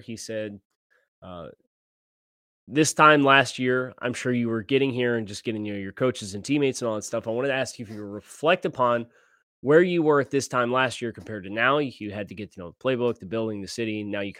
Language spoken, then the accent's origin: English; California, United States; now in Florida, United States; I'm thinking it's an alligator because I'm from California.